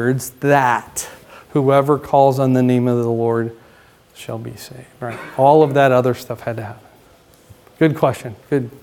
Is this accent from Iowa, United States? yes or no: yes; Iowa, United States; we're from Iowa, but if you're from southern Iowa, you talk different